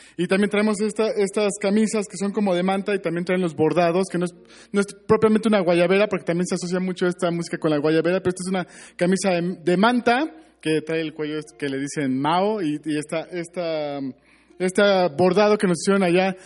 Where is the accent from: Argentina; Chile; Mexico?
Mexico; todos somos mexicanos